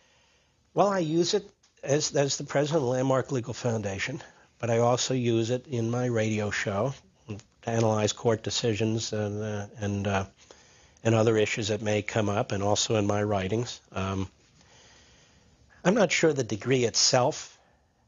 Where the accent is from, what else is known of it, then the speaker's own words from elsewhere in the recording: Elkins Park, Pennsylvania, United States; also born or lived in Erdenheim, Pennsylvania; I grew up outside of Philadelphia in a township called Cheltenham for most of my youth, in a particular community called Elkins Park